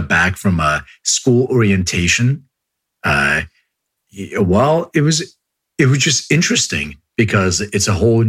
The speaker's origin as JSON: {"language": "English", "town": "Philadelphia", "region": "Pennsylvania", "country": "United States", "tie": "born or raised there", "moved": "as an adult", "lives_now": "Los Angeles, United States", "said": "I grew up in Philly. I grew up in Northeast Philly."}